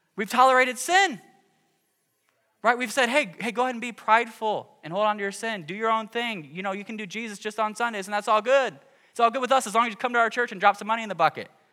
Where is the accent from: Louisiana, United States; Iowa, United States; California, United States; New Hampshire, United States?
Iowa, United States; Cedar Rapids; growing up in Cedar Rapids